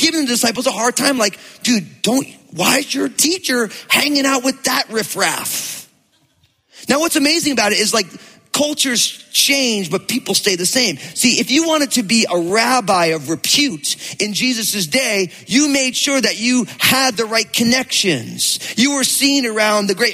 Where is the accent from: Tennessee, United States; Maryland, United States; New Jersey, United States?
New Jersey, United States; I grew up in New Jersey